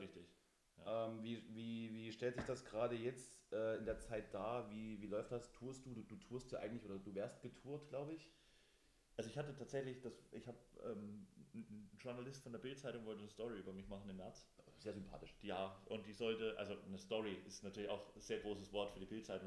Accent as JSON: {"language": "German", "region": "Thuringia", "country": "Germany", "said": "auf dem Land bei uns in Thüringen"}